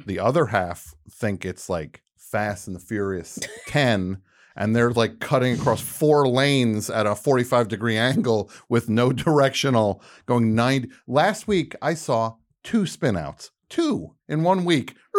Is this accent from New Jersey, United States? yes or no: yes; New Jersey, United States; moved away; also born or lived in New York; That's the New Jersey speaking